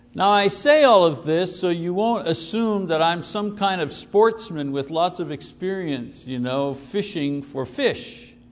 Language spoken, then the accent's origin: English; Montreal, Quebec, Canada; I was born in the Jewish, Greek, Italian neighborhood, Park Extension it was called. It was the inner city